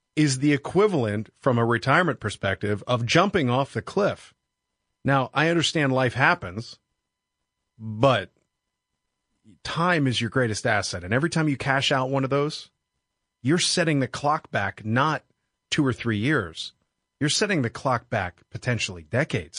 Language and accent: English; Pittsburgh, Pennsylvania, United States; I grew up in Pittsburgh, Pennsylvania